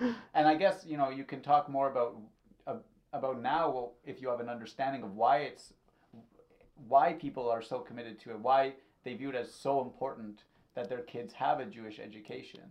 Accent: Thornhill, Ontario, Canada; I grew up in Thornhill

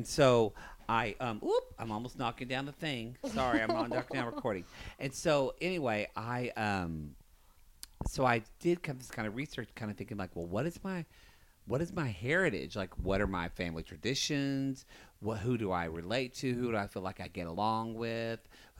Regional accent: Lone Grove, Oklahoma, United States; moved away; I grew up in Southern Oklahoma, a town called Lone Grove, about 4,000 people. And, yeah, I was happy to grow up there.

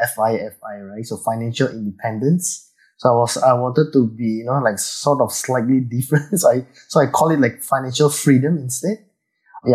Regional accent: Indonesia; now in Singapore; I was from Indonesia, actually. So I went to Singapore for a very long time, and I stayed here for many, many years

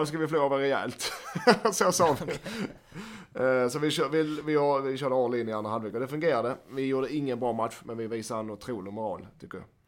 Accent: Skåne, Sweden; accent: Scanian (skånska); min skånska

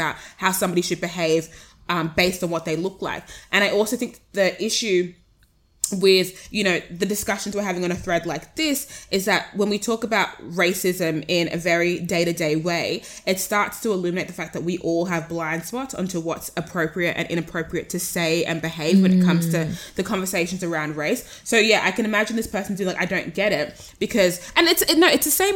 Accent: Sydney, New South Wales, Australia; accent: Australian; I was born here.

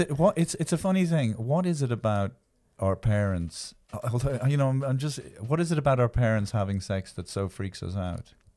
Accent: Ireland; I am from Ireland

